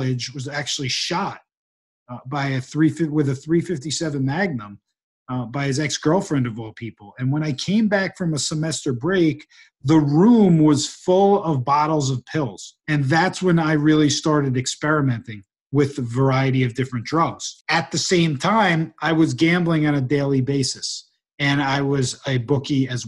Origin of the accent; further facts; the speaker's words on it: New Jersey, United States; moved away as an adult; also born or lived in New York City / Salt Lake City, Utah; now in California, United States; I grew up in New Jersey